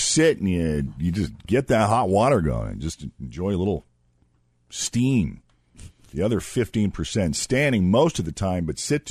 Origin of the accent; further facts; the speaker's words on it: New England, United States; moved away as an adult; now in Ohio, United States; because I'm from New England, I was able to eat clam chowder every day